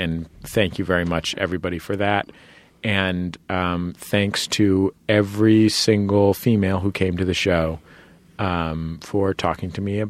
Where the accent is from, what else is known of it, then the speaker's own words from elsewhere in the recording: San Francisco, California, United States; My personal acceptable temperature range runs from 55 to 70 because I'm from San Francisco.